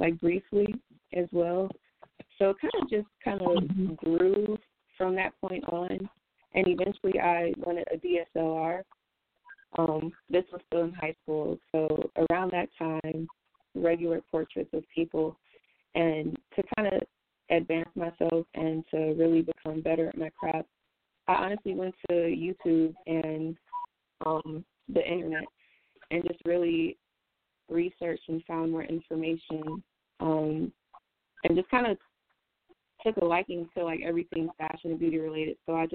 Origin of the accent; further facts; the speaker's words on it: Milwaukee, Wisconsin, United States; moved away as an adult; also born or lived in North Carolina; now in Charlotte, United States; I was born in Milwaukee, Wisconsin.